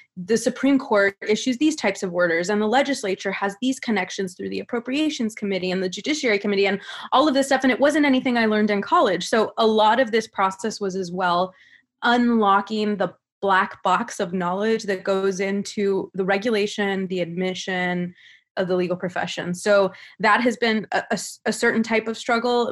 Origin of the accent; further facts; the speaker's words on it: California, United States; I'm originally from California.